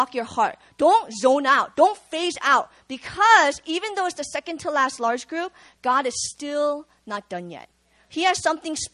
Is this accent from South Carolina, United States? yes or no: no; Virginia, United States; moved away as an adult; also born or lived in Busan, South Korea; now in South Korea; I grew up in Virginia